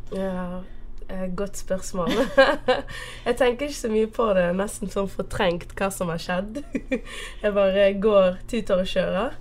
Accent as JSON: {"language": "Norwegian", "country": "Portugal", "tie": "born or raised there", "also_born_or_lived": "Bergen, Norway", "accent": "Bergen", "first_language": "Portuguese", "second_language": "Norwegian", "moved": "yes", "lives_now": "Norway", "said": "det er portugisisk som er ja, mm. Som er morsmålet mitt. Ja. Jeg er opprinnelig fra Portugal."}